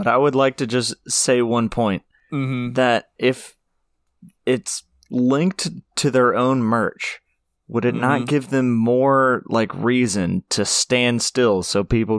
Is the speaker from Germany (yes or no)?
no; France; Yeah, sorry, I'm from France.